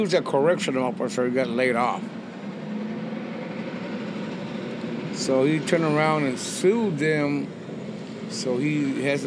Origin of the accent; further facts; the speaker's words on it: West Texas, United States; moved away as an adult; also born or lived in Austin, Texas; now in Mexico; Born and raised in West Texas, and I settled in Austin